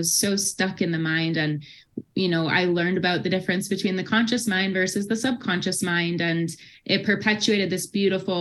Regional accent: Midwest, United States; moved away as an adult; now in Boulder, United States; I'm originally from the Midwest

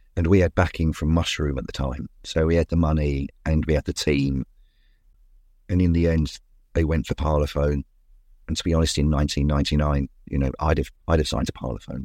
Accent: London, United Kingdom; I was from Walthamstow

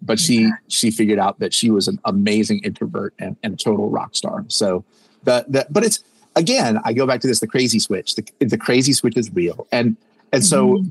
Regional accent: North Carolina, United States; we're from North Carolina, a medium sized community

